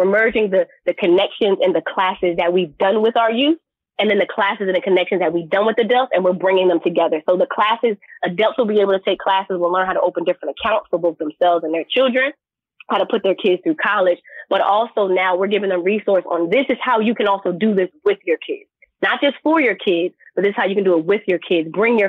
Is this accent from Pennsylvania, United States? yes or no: yes; Philadelphia, Pennsylvania, United States; Plus, I didn't want to go too far from home because I'm from Philly, but I also didn't want to leave Philadelphia.